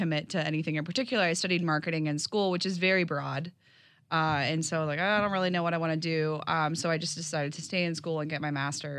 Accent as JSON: {"language": "English", "town": "Denver", "region": "Colorado", "country": "United States", "lives_now": "Jacksonville, United States", "said": "But I think what's unique about my story is I'm originally from Denver. And so I've created a home here in Jacksonville, but I'm not a Jacksonville native"}